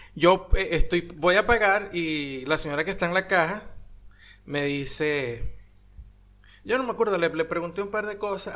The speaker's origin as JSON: {"language": "Spanish", "country": "Venezuela", "moved": "yes", "lives_now": "Argentina", "said": "yo soy de Venezuela"}